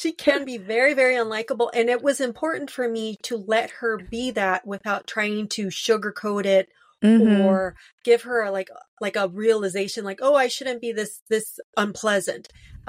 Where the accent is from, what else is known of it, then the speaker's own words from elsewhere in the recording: Los Angeles, California, United States; Well, I was born in Lincoln Heights, and then that was like on the edge of East LA. And then we moved a little further northeast to Cypress Park.